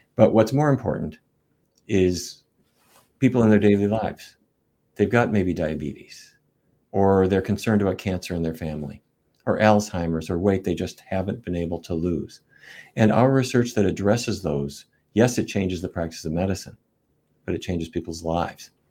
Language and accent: English; Fargo, North Dakota, United States; moved away; When I was a kid growing up in North Dakota